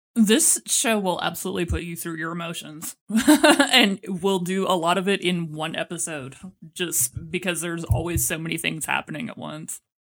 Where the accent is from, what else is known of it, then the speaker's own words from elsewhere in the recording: Texas, United States; I'm from Texas